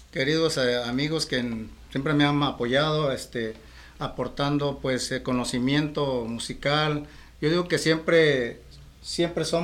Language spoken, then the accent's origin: Spanish; Acapulco, Guerrero, Mexico; also born or lived in Mexico City; now in Tijuana, Mexico; a, finales del 85 salí de la Ciudad de México. O sea, estuve de, Acapulco a la Ciudad de México.